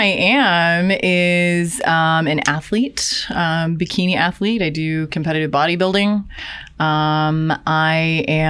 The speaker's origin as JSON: {"language": "English", "region": "Ohio", "country": "United States", "moved": "as an adult", "lives_now": "Seattle, United States", "said": "I'm from Ohio"}